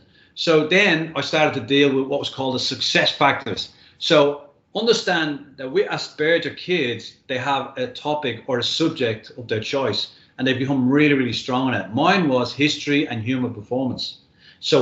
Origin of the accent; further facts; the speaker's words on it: Dublin, Leinster, Ireland; moved away as an adult; now in Australia; when I was growing up in Dublin